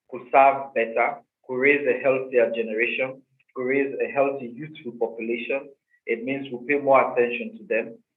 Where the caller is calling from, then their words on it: Accra, Greater Accra, Ghana; Um, yeah, I'm joining you from Accra, Ghana.